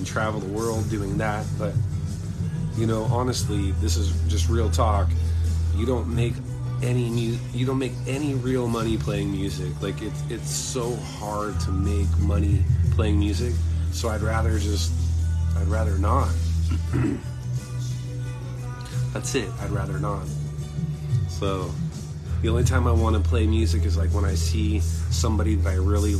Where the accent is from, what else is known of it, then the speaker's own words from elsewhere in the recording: Irvine, California, United States; growing up in Irvine was pretty awesome